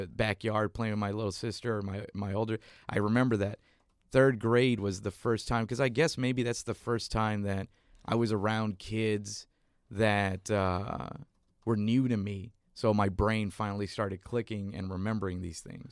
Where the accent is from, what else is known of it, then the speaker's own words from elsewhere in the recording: McAllen, Texas, United States; moved away; I was born in South Texas, McAllen, Texas